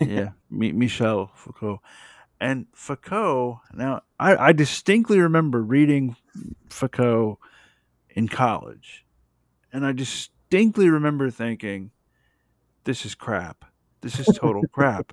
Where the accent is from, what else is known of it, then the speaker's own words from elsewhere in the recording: the South, United States; I live in the South and I'm from the South